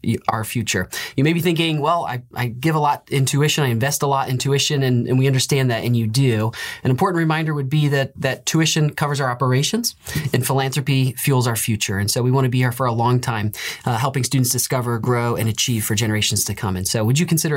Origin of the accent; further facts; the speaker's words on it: Indiana, United States; moved away; I come from Indiana, where basketball is a big deal.